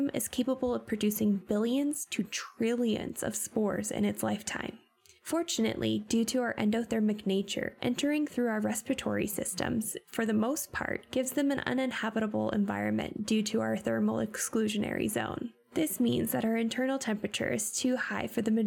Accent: Pacific Northwest, United States; growing up in the Pacific Northwest

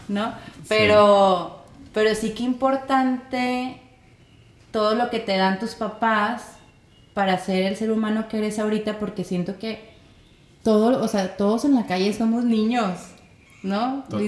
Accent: Torreón, Coahuila, Mexico; moved away as an adult; also born or lived in Lerdo, Durango / Gómez Palacio, Durango; now in Mazatlán, Mexico; Nací y viví en Torreón, mi papá es de Lerdo, entonces viví en Lerdo, y luego en Gómez Palacio y luego después en Torreón

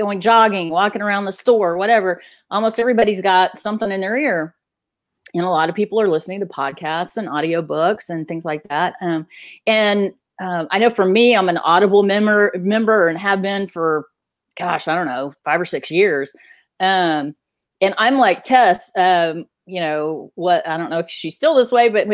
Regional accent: Texas, United States; I'm from Texas

